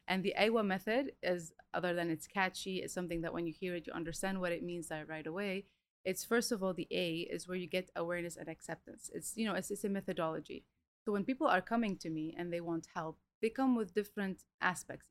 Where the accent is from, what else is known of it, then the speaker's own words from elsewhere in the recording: Lebanon; moved away as an adult; also born or lived in Melbourne, Australia / Romania / Italy / Reunion; now in Dubai, United Arab Emirates; I was raised in Lebanon. We moved when I was four, and then when I was 18, I left to Europe